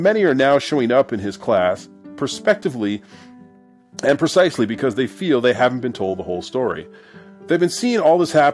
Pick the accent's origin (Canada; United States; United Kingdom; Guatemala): Canada; growing up in Canada